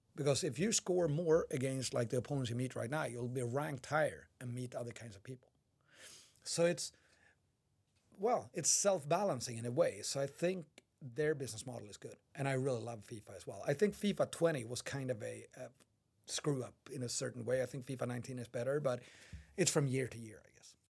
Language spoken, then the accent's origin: English; Umeå, Västerbotten County, Sweden; English is a second language; moved away; I was visiting my hometown of Umeå.